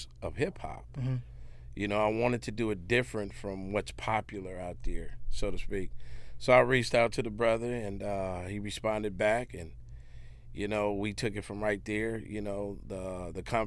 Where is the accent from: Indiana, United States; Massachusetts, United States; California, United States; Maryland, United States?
California, United States; we come from California